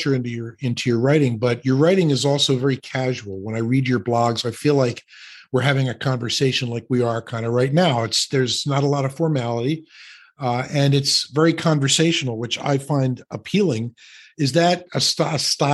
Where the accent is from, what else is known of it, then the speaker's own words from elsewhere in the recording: Philadelphia, Pennsylvania, United States; moved away; I'm from Philadelphia originally.